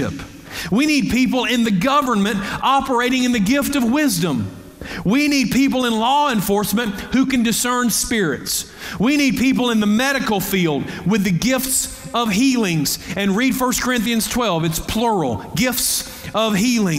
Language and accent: English; United States; American Christians